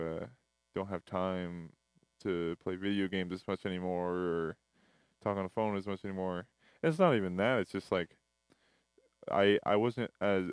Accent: Burien, Washington, United States; moved away as an adult; now in Antelope Valley, United States; I'm originally from Seattle, Washington, or Berrien, which is right underneath Seattle. It's a small little town beneath Seattle. But I went to high school there, and then I moved here for college

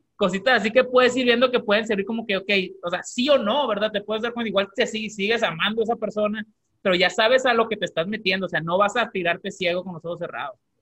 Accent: Mexico; now in United States; aunque somos mexicanos, y, pero aunque vivimos en Estados Unidos

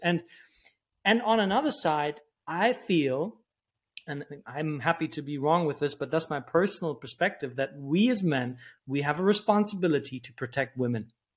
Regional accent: Germany; moved away; also born or lived in New York; I grew up in Germany

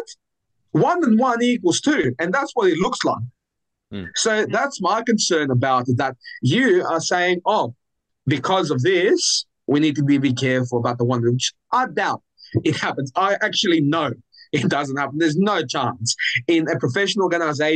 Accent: Athens, Attica, Greece; now in Australia; I'm born and raised in Athens.

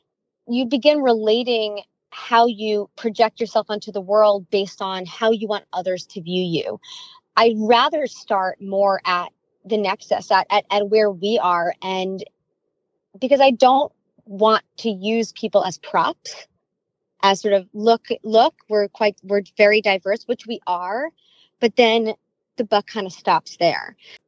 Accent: New York City, New York, United States; I was born and raised in and around New York City.

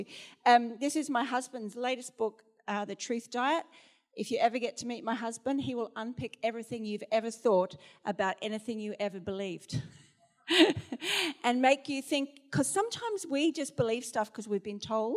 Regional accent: Australia; moved away as an adult; also born or lived in Sheffield, England

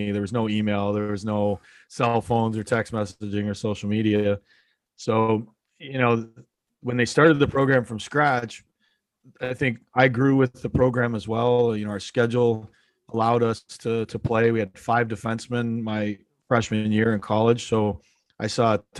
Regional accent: Niagara Falls, Ontario, Canada; I'm originally from Niagara Falls, Ontario. I grew up playing my hometown.

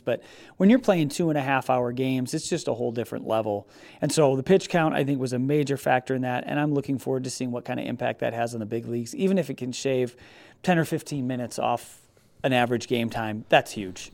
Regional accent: Rockford, Illinois, United States; also born or lived in Beloit, Wisconsin; where I grew up in Rockford

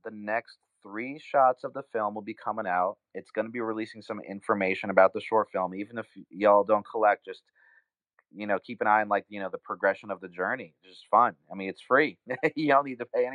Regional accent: New York City, New York, United States; now in Los Angeles, United States; I'm a New Yorker, I'm an East Coaster, grew up in New York City

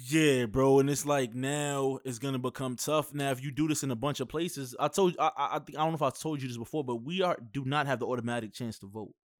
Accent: New York, United States; I'm from New York

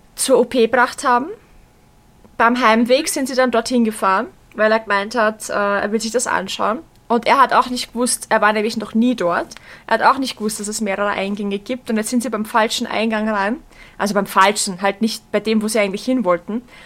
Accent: Vienna, Austria; bei uns in Wien

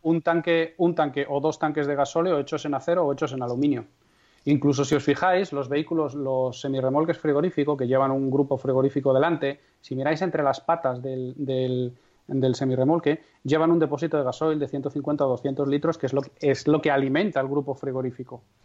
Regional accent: Castrejón de Trabancos, Castile and León, Spain; mi pueblo es Castrejón de Trabancos, que tiene aproximadamente 170 habitantes censados, en la provincia de Valladolid

